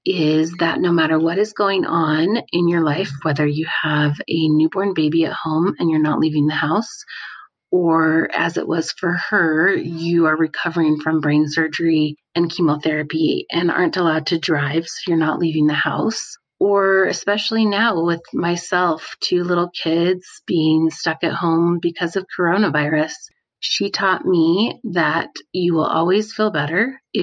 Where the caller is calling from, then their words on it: Salt Lake City, Utah, United States; I'm calling from Salt Lake City, Utah.